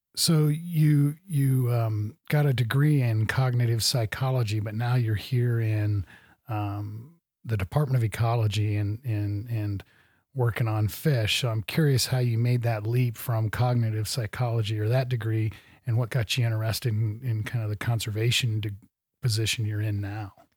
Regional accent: Midwest, United States; now in Montana, United States; I grew up in the Midwest

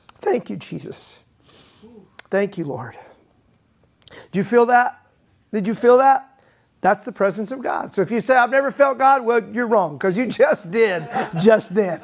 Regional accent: Mississippi, United States; growing up in Mississippi, they used to call my dad Pastor Ragsdale

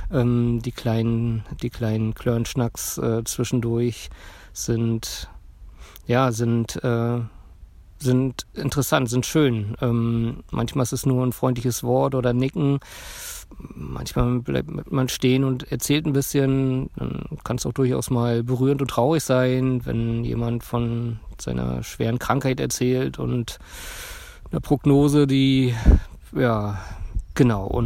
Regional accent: Berlin, Germany; ich komme aus Berlin und ähm, ja, mache gerade eine Auszeit

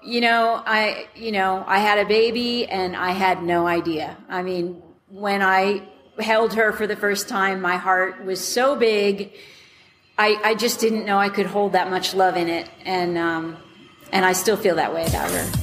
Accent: Westfield, New Jersey, United States; moved away as an adult; also born or lived in Elizabeth, New Jersey / New York City; now in Colorado, United States; when I grew up in New Jersey, in Westfield, New Jersey

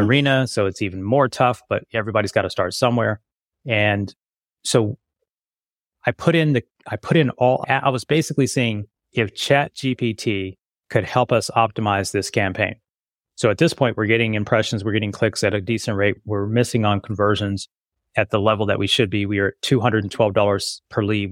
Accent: Las Vegas, Nevada, United States; I grew up in Vegas

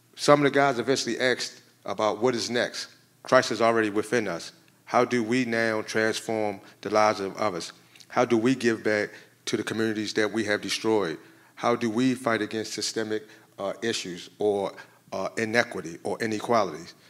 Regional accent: Maryland, United States; moved away as an adult; now in Illinois, United States; I come from Maryland

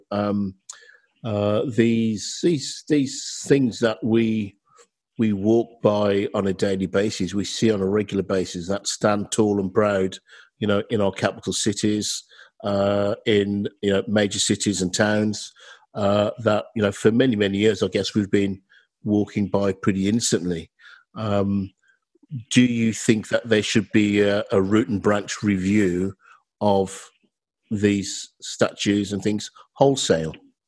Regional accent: United Kingdom; We're British and, you know, we like to beat our chest about that.

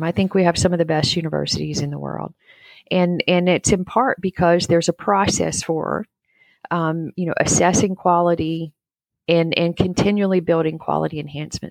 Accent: North Carolina, United States; also born or lived in Kurdistan; I grew up in North Carolina, middle of nowhere in a farming community in North Carolina, still here, actually.

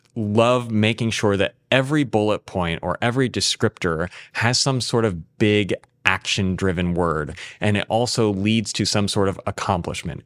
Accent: San Diego, California, United States; moved away; get to conduct it in my hometown

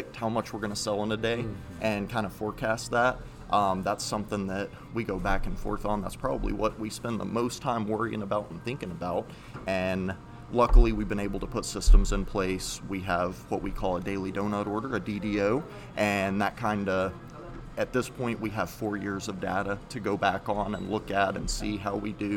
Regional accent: Texas, United States; moved away as an adult; now in Canton, Ohio, United States; my dad, he owned two different donut shops in Texas growing up.

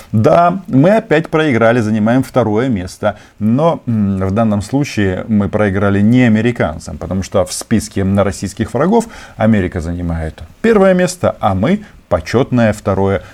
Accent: Ukraine; я не выходец из Украины, я и есть чисто породистый украинец с э, паспортом а, украинского государства

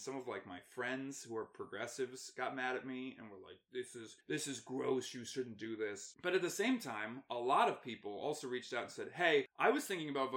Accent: United States; as an American and as a veteran

